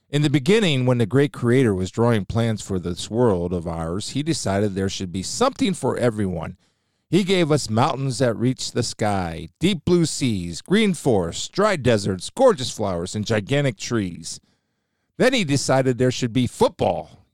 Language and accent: English; Massillon, Ohio, United States; also born or lived in Canton, Ohio; I'm from Stark County